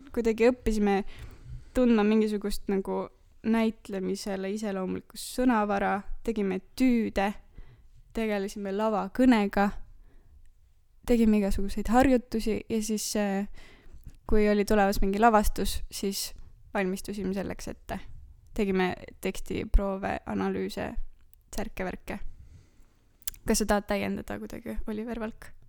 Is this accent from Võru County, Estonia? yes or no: no; Tartu, Tartu County, Estonia